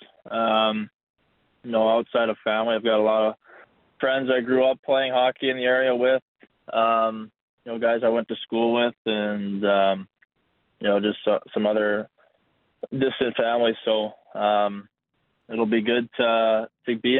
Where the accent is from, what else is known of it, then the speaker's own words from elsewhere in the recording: Northern California, United States; moved away; 20 minutes from my hometown